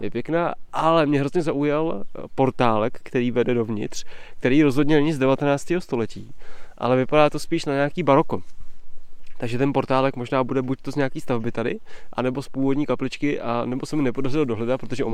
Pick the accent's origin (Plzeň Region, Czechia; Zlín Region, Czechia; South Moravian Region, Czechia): Plzeň Region, Czechia; Touškov area; krajem mého dětství, eh, kolem Čemín, Touškova